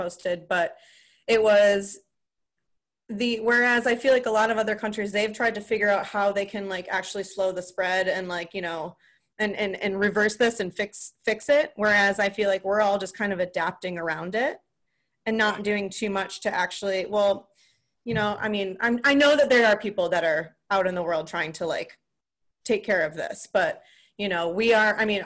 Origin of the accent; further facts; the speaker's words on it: De Pere, Wisconsin, United States; I'm from northern Wisconsin. I'm from De Pere, Wisconsin, like right outside of Green Bay